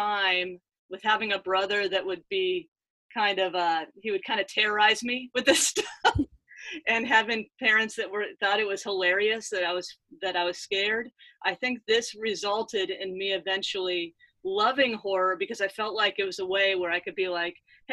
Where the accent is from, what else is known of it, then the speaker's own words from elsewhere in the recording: Southern California, United States; moved away; also born or lived in Franklin, Tennessee; I grew up in Southern California